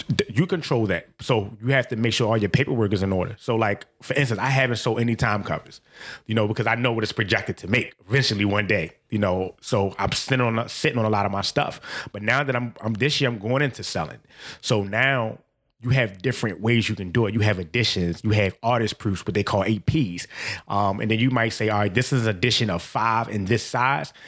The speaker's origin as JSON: {"language": "English", "town": "Baltimore", "region": "Maryland", "country": "United States", "said": "I'm from Baltimore"}